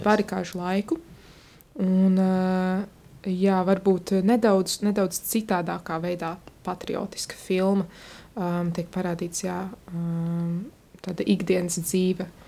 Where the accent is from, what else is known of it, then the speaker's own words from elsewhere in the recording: Latvia; also born or lived in Vancouver area, British Columbia, Canada; man bija 11 mēneši, kad es atceļoju atpakaļ uz savu tēvzemi, Latviju